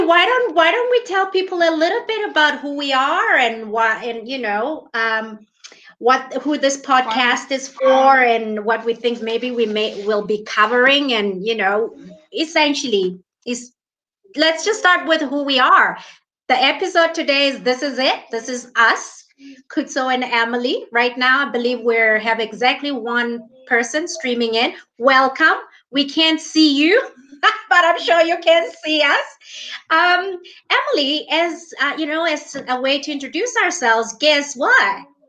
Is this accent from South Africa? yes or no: yes; South Africa; So I'm streaming from South Africa. You're streaming from New Zealand. Both of us are we're dual citizens, right? You are American Kiwi. I'm South African American.